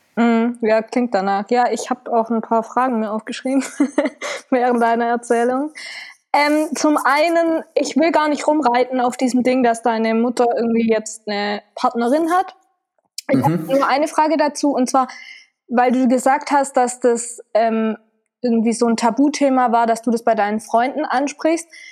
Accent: Rutesheim, Baden-Württemberg, Germany; moved away; Wir kommen ursprünglich aus Rutesheim.

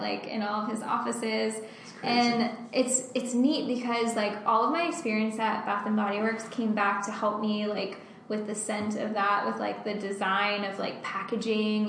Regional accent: Bradenton, Florida, United States; also born or lived in Orlando, Florida; I'm from Bradenton, which is on the west coast of Florida.

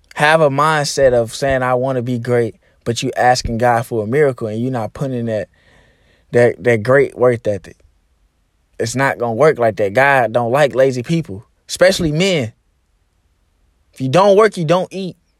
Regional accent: Arkansas, United States; my home state. You know, Arkansas is a very, very, very small, um, uh, state

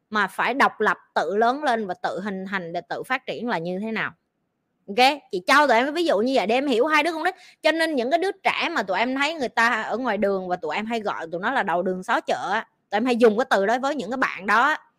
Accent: Vietnam; moved away as an adult; now in Singapore; mình kiểu như người Việt Nam á

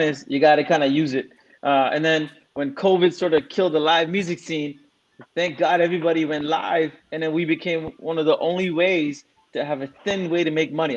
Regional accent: Singapore; also born or lived in India / Scarborough, Canada; now in Canada; Like I was born in, in, in, India, but I left when I was three. I grew up in Singapore

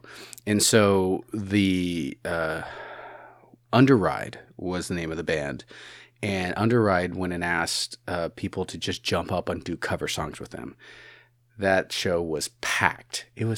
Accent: Chicago, Illinois, United States; I am from Chicago originally

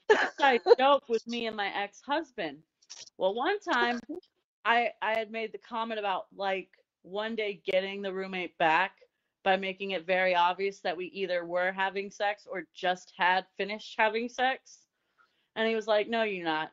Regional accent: Indiana, United States; I'm from Indiana

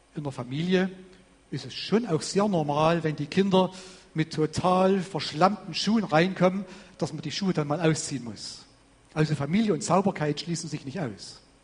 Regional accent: Vogtland, Saxony, Germany; bei uns im Vogtland, wo ich herkomme

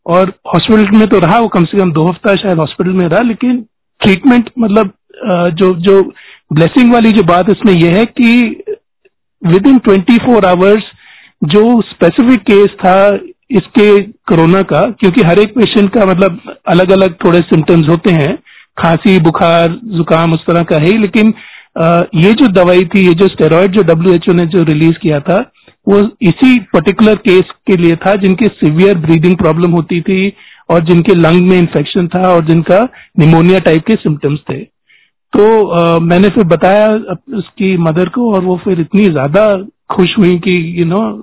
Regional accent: Delhi, India; moved away; हम ओरिजिनली दिल्ली के रहने वाले हैं

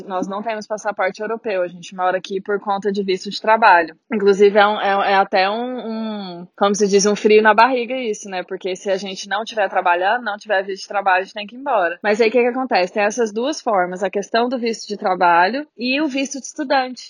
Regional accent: Brazil; moved away as an adult; now in Ireland; Ainda não tive nada negativo por ser brasileira

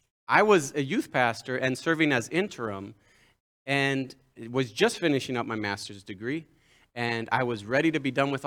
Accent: Mexico; Some of you know I grew up in Mexico as a son of church planters, the only son, three sisters.

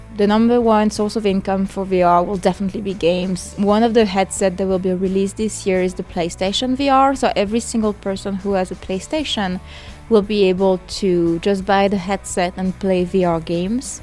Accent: France; English is a second language; now in Los Angeles, United States; so I'm from France originally, in case you haven't noticed my accent, and I live now in Los Angeles

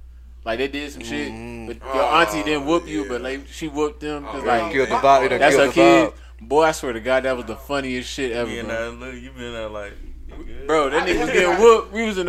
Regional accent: Arlington, Texas, United States; also born or lived in Mansfield; I grew up in Arlington and Mansfield.

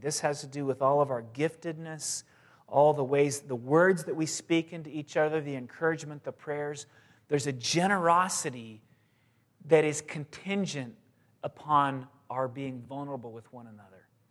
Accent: San Diego, California, United States; moved away; I grew up in San Diego, and I went to the beach all the time, and my parents still live there

